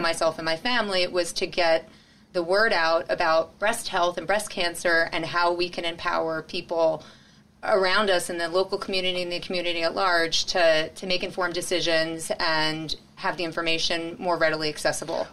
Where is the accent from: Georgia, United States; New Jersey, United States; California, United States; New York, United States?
New Jersey, United States; Cherry Hill; So I'm a Philly girl, born and raised, actually South Jersey